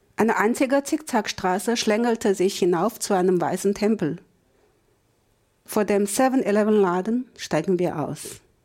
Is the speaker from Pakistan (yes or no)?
no; China; Als Chinesin